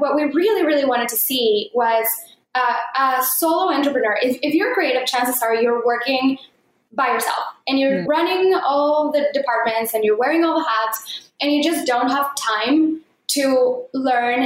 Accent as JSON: {"language": "English", "country": "Mexico", "tie": "born or raised there", "moved": "yes"}